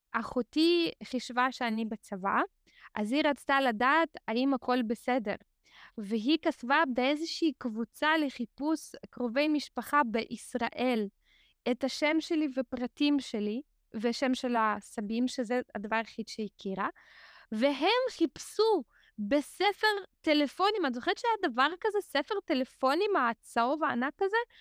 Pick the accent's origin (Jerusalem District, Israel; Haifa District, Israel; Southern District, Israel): Haifa District, Israel; Haifa; also born or lived in Azerbaijan; אני עוד מעט בת 40 ואני כאן מגיל 8, אז אני מרשה לעצמי אה, להגיד שאני כמעט נולדתי כאן, אה, ובאמת הגענו, עלינו לחיפה, וגרתי בחיפה כמעט כל השנים